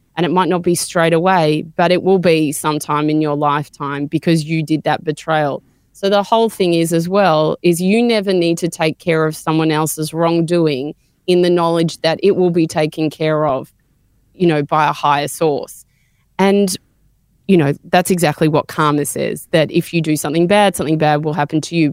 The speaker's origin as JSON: {"language": "English", "town": "Melbourne", "region": "Victoria", "country": "Australia", "tie": "born or raised there", "said": "I grew up in Melbourne"}